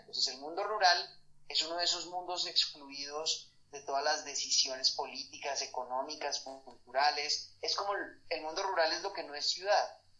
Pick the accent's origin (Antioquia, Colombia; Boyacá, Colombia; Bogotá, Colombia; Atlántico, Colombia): Bogotá, Colombia; moved away as an adult; also born or lived in Madrid / Paris / Barcelona; soy bogotano.